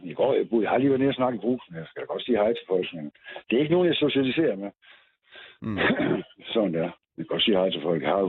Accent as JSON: {"language": "Danish", "town": "Aarhus", "region": "Central Denmark Region", "country": "Denmark", "said": "Okay, men jeg er da ikke østblokker, jeg kommer fra Aarhus."}